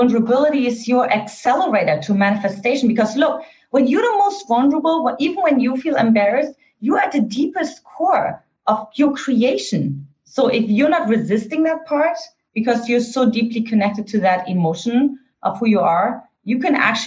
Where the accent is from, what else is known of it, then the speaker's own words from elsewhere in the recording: East Germany, Germany; English is a second language; moved away; I grew up in an Eastern German household, for those of you who couldn't detect my accent